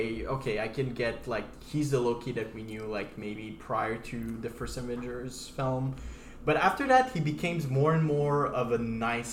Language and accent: English; Canada; We're Canadian as hell.